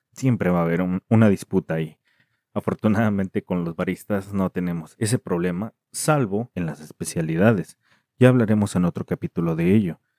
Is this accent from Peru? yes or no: no; Mexico; en México, que es de donde soy